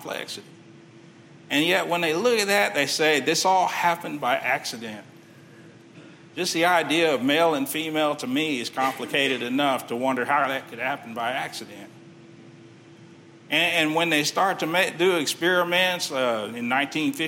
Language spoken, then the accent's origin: English; Texas City, Texas, United States; I grew up in Texas City.